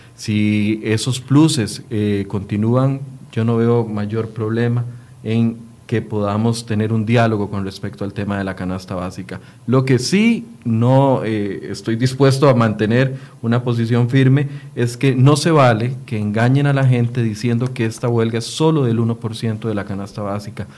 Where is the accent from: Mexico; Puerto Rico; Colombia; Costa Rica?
Costa Rica; como costarricense